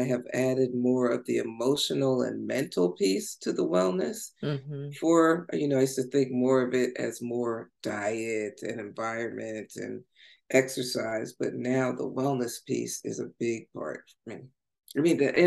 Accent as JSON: {"language": "English", "town": "Long Branch", "region": "New Jersey", "country": "United States", "tie": "born or raised there", "said": "I'm originally from New Jersey, a small town called Long Branch, New Jersey. It's on the shore. So I grew up like barefoot going to the beach"}